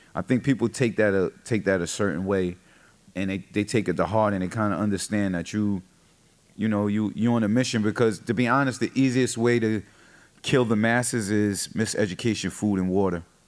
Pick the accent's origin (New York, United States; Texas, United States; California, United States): New York, United States; I'm from New York, so I know what's happening in New York and cities around me